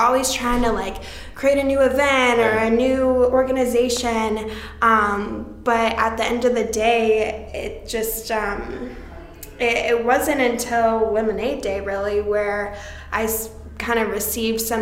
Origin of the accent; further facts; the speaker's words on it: Indianapolis, Indiana, United States; my hometown of Indianapolis